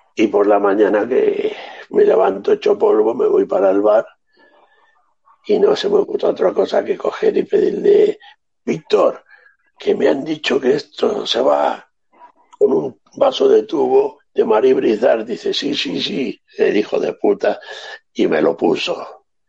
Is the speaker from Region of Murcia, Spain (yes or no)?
no; Andalusia, Spain; se celebra en mi casa en Navidad, la Nochebuena todos los años, como andaluces que somos